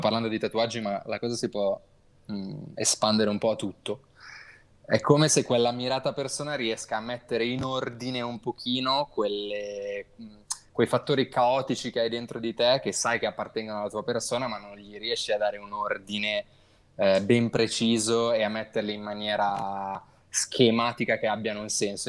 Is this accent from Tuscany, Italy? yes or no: no; Milan, Lombardy, Italy; vengo da Milano